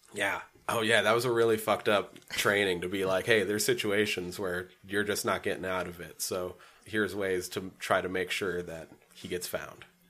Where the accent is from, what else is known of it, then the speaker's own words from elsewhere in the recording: Superior, Montana, United States; Superior, my hometown